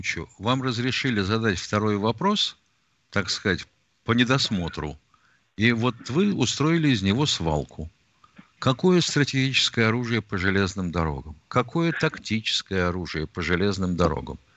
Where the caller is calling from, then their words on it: Moscow, Russia; из Москвы.